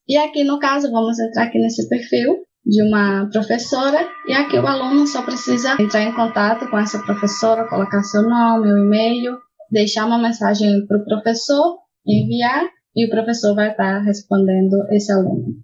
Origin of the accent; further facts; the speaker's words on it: Brazil; moved away as an adult; now in Spain; Eu sou do Brasil, mas atualmente moro na Espanha já faz quase sete anos